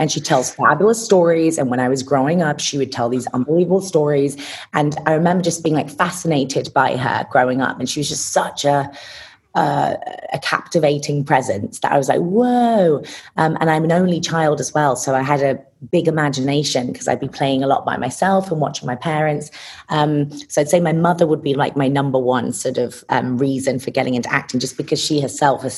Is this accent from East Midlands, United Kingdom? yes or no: yes; Lincolnshire, East Midlands, United Kingdom; I grew up in Lincolnshire, United Kingdom